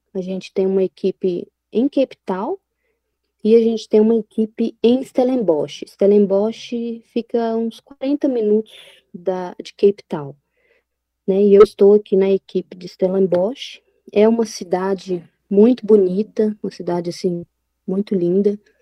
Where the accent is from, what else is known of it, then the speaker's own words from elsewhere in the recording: Belo Horizonte, Minas Gerais, Brazil; moved away as an adult; now in South Africa; eu sou de Minas, né? Sou de BH. Eu saí de Minas no dia 23